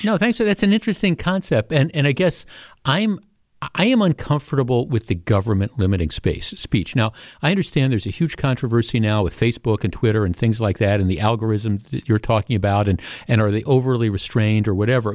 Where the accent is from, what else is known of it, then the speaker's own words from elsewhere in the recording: Glendale, Wisconsin, United States; I grew up here, right? I grew up in Glendale